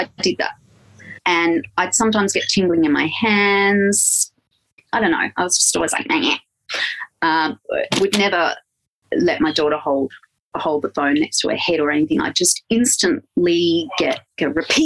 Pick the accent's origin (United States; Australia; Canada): Australia; Blue Mountains, New South Wales; moved away as an adult; also born or lived in Sydney; now in Victoria, Australia; So I come from the Blue Mountains. I grew up in the Blue Mountains